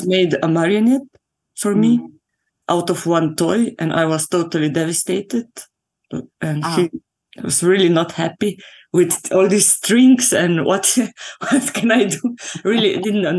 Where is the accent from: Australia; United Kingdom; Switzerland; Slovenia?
Slovenia; I grew up in Slovenia